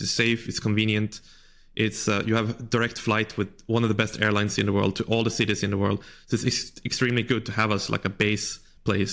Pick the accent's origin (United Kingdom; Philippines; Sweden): Sweden; moved away as an adult; also born or lived in China; I grew up in Sweden